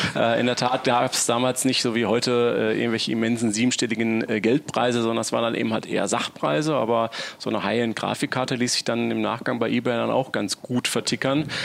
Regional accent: Essen, North Rhine-Westphalia, Germany; also born or lived in Solingen; bin aber tatsächlich als gebürtiger Essener auf auf Kohlen geboren und hatte mich immer wieder in die Heimat zurückgesehen

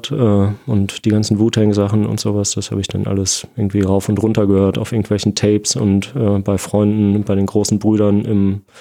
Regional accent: Essen, North Rhine-Westphalia, Germany; ich bin in Essen aufgewachsen, da gab es keine Tiere.

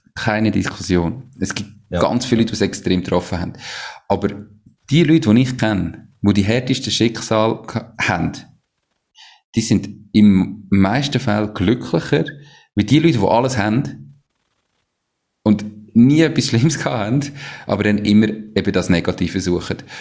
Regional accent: Switzerland; sind wir Schweizer

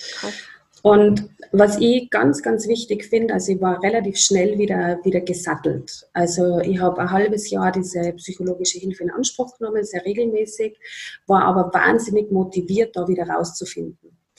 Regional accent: Upper Austria, Austria; now in Tyrol, Austria; meine Familie in Oberösterreich.

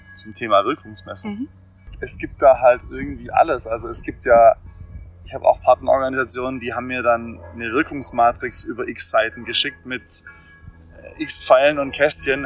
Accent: Swabia, Baden-Württemberg, Germany; ich bin ja Schwabe

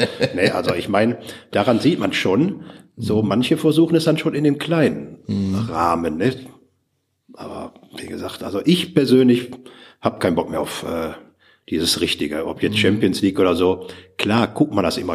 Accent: Ruhr area, North Rhine-Westphalia, Germany; bei uns im Ruhrpott

